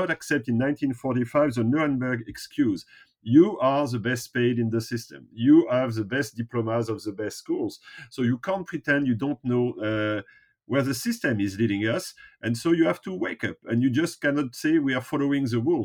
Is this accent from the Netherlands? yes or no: no; France; I was born and raised in the French traditional school system